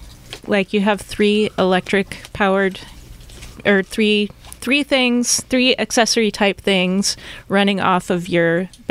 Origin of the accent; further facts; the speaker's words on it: Midwest, United States; now in San Jose, United States; I'm from the Midwest.